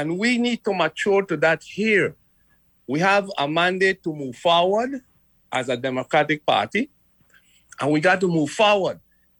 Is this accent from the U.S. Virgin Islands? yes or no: yes; Frederiksted, St. Croix, U.S. Virgin Islands; because I'm from Frederickstead.